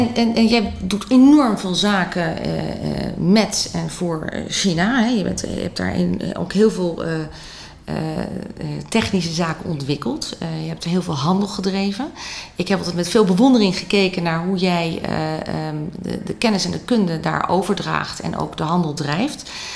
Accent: Netherlands; wij eh, als Nederlanders

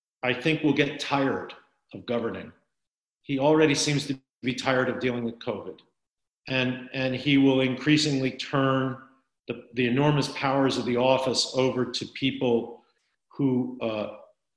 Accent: Wilmington, Delaware, United States; I was born and raised in Wilmington, Delaware

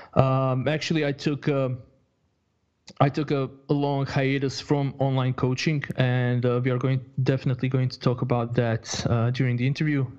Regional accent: Croatia; moved away as an adult; also born or lived in Bosnia and Herzegovina; now in Sweden; I was I was born in Bosnia in uh, 1985, mm-hmm. and uh, after after living in a war zone, so early 90s, 91, I moved to uh, 91 or early 92. I'm not I'm not 100% sure, but I moved then to uh, to Croatia.

